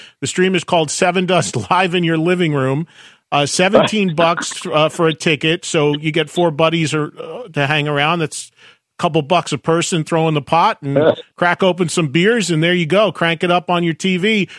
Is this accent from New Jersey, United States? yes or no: yes; New Jersey, United States; I've lived in New Jersey my whole life, and we don't have any here.